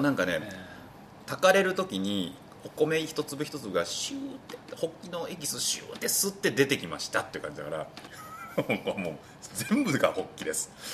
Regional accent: Hokkaido, Japan; 僕地元北海道です

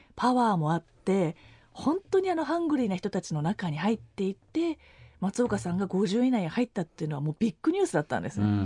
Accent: Japan; 日本だよ

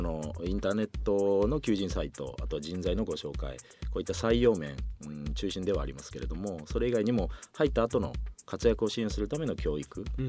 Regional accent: Ochi District, Ehime, Japan; moved away; もともとは私あの愛媛県出身で、はいはい、愛媛県越智郡というところの出身なんです

